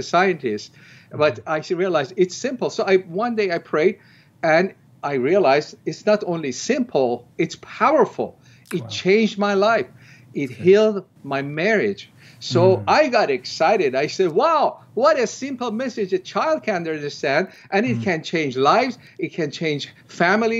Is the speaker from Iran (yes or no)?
yes; Iran; moved away as an adult; also born or lived in Tehran; I was born in Iran, and as a Shiite Muslim, I was pretty very devout in my early years